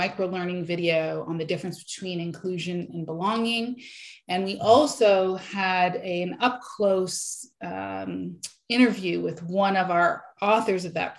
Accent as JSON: {"language": "English", "country": "Canada", "said": "Black Canadian women fundraisers in Canada"}